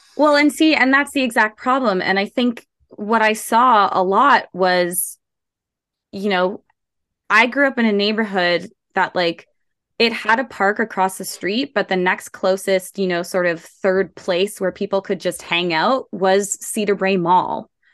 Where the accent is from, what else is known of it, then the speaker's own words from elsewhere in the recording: Toronto, Ontario, Canada; I grew up in Scarborough um, like in the heart of Scarborough, Markham